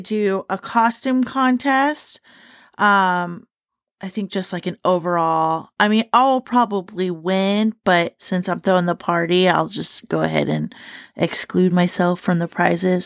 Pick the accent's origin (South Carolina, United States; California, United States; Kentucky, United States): Kentucky, United States; Shelby County; I'm from Shelby County in Kentucky